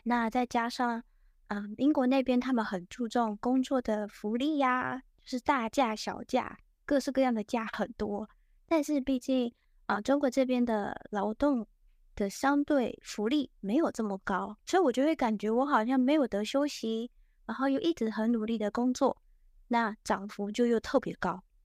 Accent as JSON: {"language": "Chinese", "country": "Taiwan", "tie": "born or raised there", "also_born_or_lived": "United Kingdom", "moved": "as an adult", "lives_now": "Shanghai, China", "said": "因为我的老家在台湾那边，然后就是本科毕业后我直接过去英国念了研究生"}